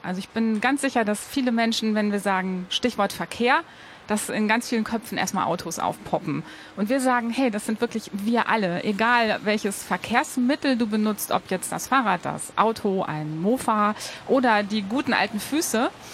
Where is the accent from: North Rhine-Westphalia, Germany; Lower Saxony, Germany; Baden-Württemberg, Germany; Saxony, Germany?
North Rhine-Westphalia, Germany; Ruhr area; now in Cologne, Germany; ich komme aus dem Ruhrgebiet